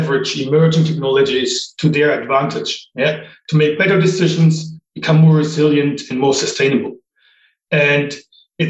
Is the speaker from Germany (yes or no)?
yes; Germany; moved away as an adult; also born or lived in United States / Japan / Ireland; now in United Kingdom; I grew up in Germany